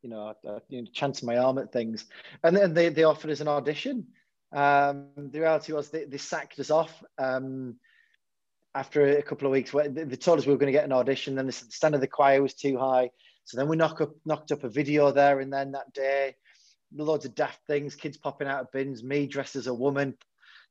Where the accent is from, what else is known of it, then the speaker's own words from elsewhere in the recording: Hartlepool, North East England, United Kingdom; when I was growing up in Hartlepool